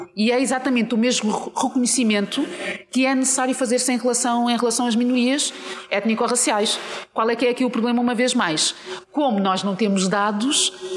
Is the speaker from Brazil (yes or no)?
no; Portugal; also born or lived in Mozambique; eu nasci em Moçambique e, e cresci, passei a minha vida toda em Portugal, mas nasci em Moçambique.